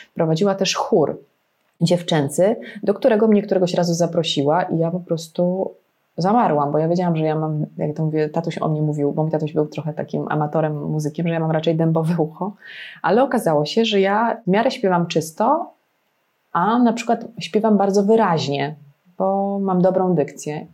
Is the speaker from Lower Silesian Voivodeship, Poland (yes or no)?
yes; Legnica, Lower Silesian Voivodeship, Poland; jestem z Legnicy.